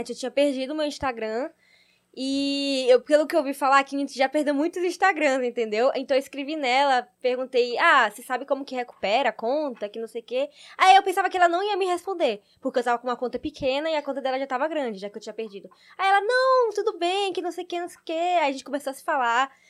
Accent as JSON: {"language": "Portuguese", "town": "Salvador", "region": "Bahia", "country": "Brazil", "said": "Eu sou de Salvador"}